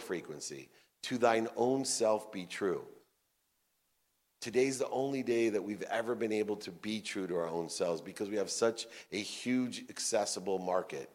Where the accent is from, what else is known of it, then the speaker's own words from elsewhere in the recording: Akron, Ohio, United States; I was born in Akron, Ohio, to a single mom with 6 kids